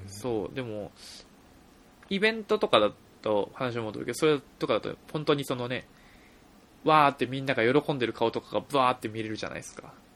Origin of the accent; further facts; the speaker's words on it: Hamamatsu, Shizuoka, Japan; 僕の地元の、まあ、静岡県の浜松っていうところ浜松祭りっていうのがある